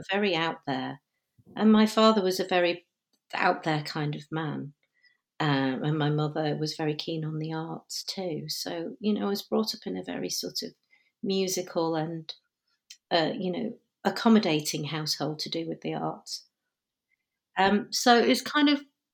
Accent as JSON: {"language": "English", "country": "United Kingdom", "first_language": "Punjabi", "second_language": "English", "said": "being called British Asian or an actor of South Asian heritage"}